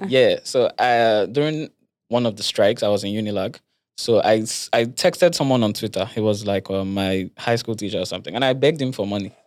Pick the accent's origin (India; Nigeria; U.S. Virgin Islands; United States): Nigeria; Lagos; I grew up in Lagos